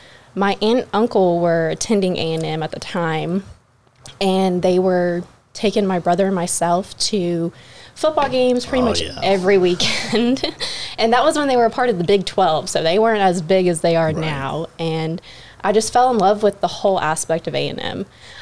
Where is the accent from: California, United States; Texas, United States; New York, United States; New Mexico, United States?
Texas, United States; Pearland; also born or lived in Fort Worth / Killeen; So I am a local from Pearland. I moved there when... I think I was like 8 or 9. I originally was in the Fort Worth area before that. My dad was in the military.